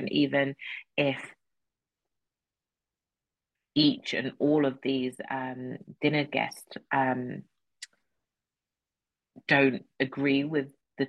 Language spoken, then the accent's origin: English; United Kingdom; being British, which is something that I do identify as